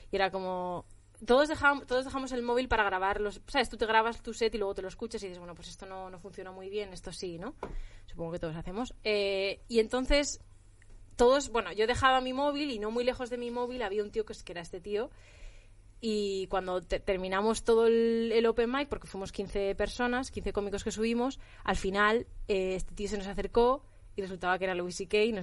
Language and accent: Spanish; Spain; cuando saben que ya, que ya tengo acento, cuando saben que ya soy de España